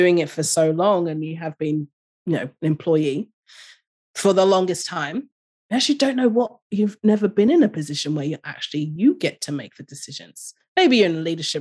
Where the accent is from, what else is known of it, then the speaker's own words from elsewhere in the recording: London, United Kingdom; moved away as an adult; now in Australia; I grew up in London